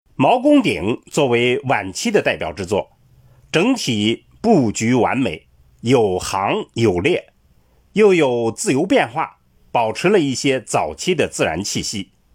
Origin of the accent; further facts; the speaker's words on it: China; 我们中国人